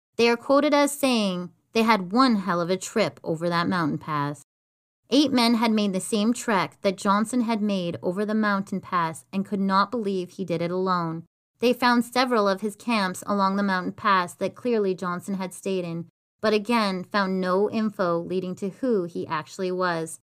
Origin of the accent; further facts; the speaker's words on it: Canada; one of our most northern provinces